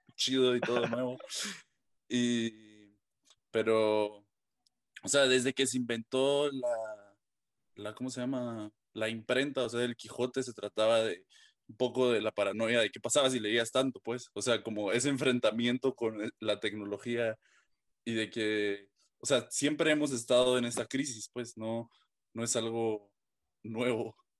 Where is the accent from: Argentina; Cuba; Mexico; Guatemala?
Guatemala; de mi, pues, de Guatemala